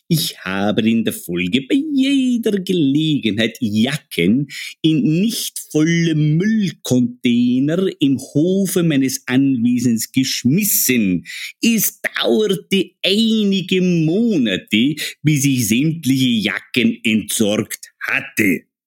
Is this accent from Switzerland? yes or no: no; Austria; bei uns in Österreich